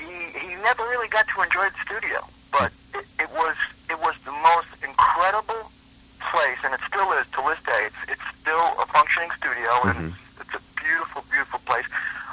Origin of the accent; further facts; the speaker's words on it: New York City, New York, United States; I grew up in Brooklyn, New York. Mm-hmm. And I basically, came out into Manhattan at an early age.